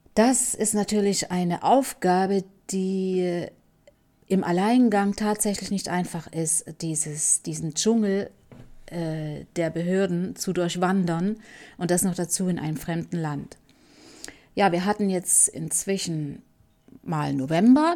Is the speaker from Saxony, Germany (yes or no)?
yes; Leipzig, Saxony, Germany; moved away as an adult; also born or lived in Cuba; nach Leipzig in meine Heimat